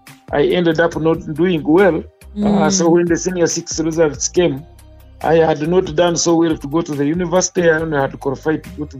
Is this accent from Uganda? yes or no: yes; Isingiro, formerly Mbarara district, Western Region, Uganda; Well, I come from Sinjiro, formerly Mbarara district. My village is called Rukuba, and the sub-county then was Virere, but now it's Masha.